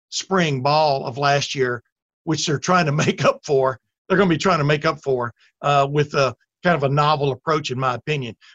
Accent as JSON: {"language": "English", "region": "Alabama", "country": "United States", "moved": "yes", "said": "We're both from Alabama."}